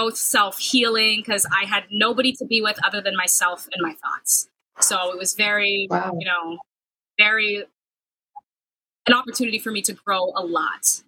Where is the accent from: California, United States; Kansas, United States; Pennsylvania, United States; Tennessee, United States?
California, United States; Sacramento; moved away as an adult; also born or lived in Los Angeles, United States / Sioux City, Iowa, United States; now in Wisconsin, United States; I grew up in Sacramento